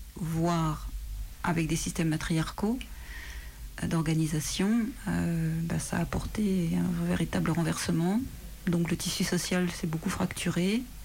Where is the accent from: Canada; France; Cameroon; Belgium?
France; je suis française